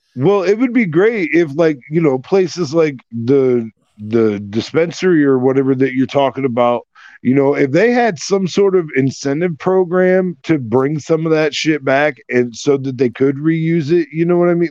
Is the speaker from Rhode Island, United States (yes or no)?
no; Iowa, United States; growing up in Iowa